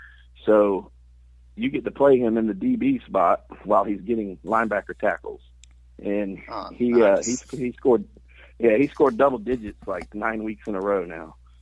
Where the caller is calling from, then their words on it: Jacksonville, Florida, United States; Jacksonville, Florida.